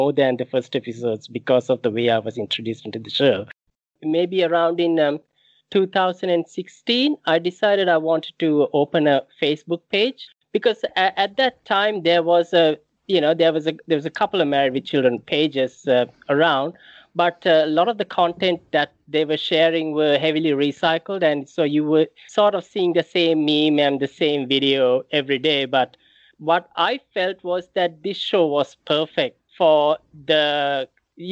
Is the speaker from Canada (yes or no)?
no; Sri Lanka; moved away; I grew up in Sri Lanka